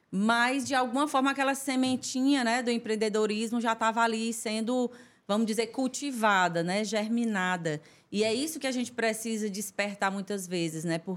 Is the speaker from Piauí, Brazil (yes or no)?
yes; Esperantina, Piauí, Brazil; É, eu sou de Esperantina, né? Tudo começou em Esperantina.